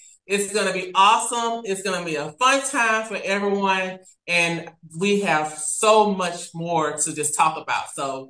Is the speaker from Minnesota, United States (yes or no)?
no; Louisiana, United States; moved away as an adult; now in Florence, United States; We're originally from Louisiana. We moved to the Florence area about four years ago now.